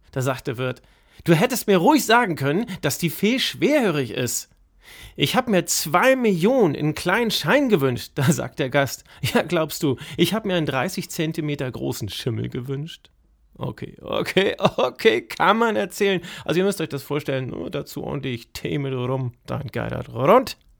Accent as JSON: {"language": "German", "area": "North Frisia", "region": "Schleswig-Holstein", "country": "Germany", "tie": "born or raised there", "said": "in meiner Heimat, da wird zu Weihnachten auch richtig äh, was gebechert in den Bars, in den Kneipen, so hinterm Deich, wenn es kalt ist. Da kommen die alten Nordfriesen zusammen"}